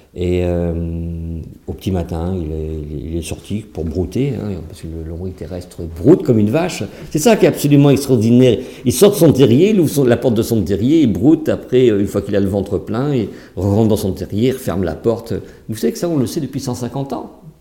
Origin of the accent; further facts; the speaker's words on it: Saintonge, Nouvelle-Aquitaine, France; moi, je suis né en Saintonge, hein, au bord de la mer, pas loin de Marais-d'Oléron, en fait, et ma famille a toujours stationné là-bas